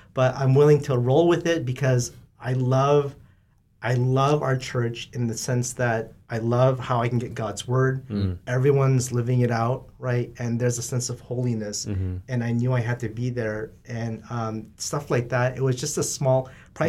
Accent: Southern California, United States; I'm from SoCal, so I went to the beach

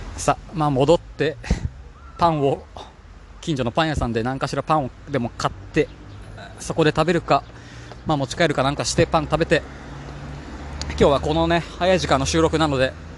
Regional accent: Kanagawa, Japan; moved away as an adult; also born or lived in Hamburg, Germany; 地元が神奈川県なので

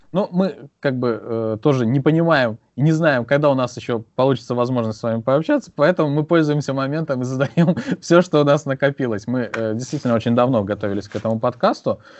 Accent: Azerbaijan; Я, я с Азербайджана.

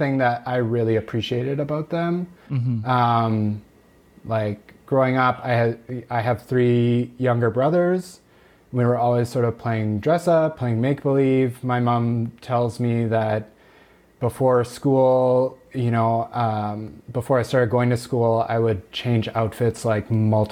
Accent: Steinbach, Manitoba, Canada; moved away as an adult; also born or lived in Winnipeg; now in Saskatchewan, Canada; I grew up in a small town just south of Winnipeg called Steinbach, Manitoba.

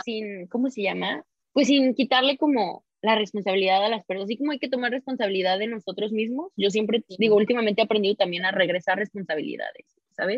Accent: Mexico; moved away; de donde soy, ¿no? así de México

